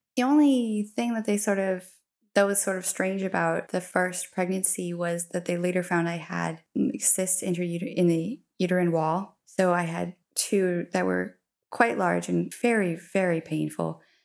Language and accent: English; Colorado, United States; moved away as an adult; now in Dongguan, China; I'm from Colorado, in, uh, obviously U S